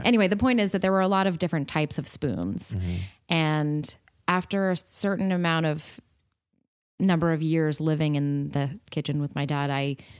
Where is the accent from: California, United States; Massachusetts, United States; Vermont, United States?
California, United States; I grew up in California.